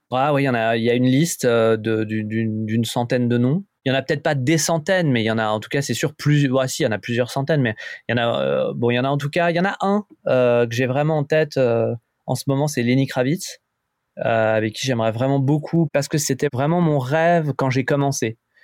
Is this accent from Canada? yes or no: no; France; en tant que en tant que français